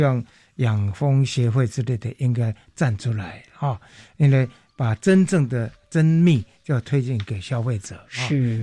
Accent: Shuilin, Yunlin County, Taiwan; 云林县水林乡，哎，我的家乡

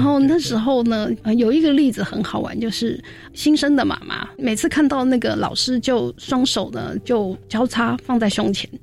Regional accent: Taiwan; 除了身在台湾以外

